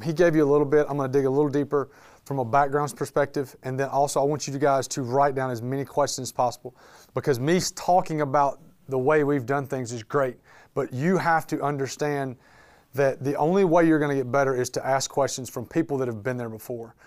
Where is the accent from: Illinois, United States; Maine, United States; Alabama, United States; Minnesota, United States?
Alabama, United States; Birmingham; moved away as an adult; now in Birmingham, United States; I was born and raised in Birmingham, Alabama